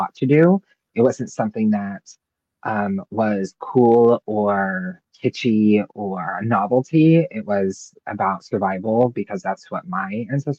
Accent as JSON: {"language": "English", "region": "Hawaii", "country": "United States", "tie": "born or raised there", "moved": "yes", "said": "My ancestry is North African, Sicilian, and German, but I was raised in Hawaii"}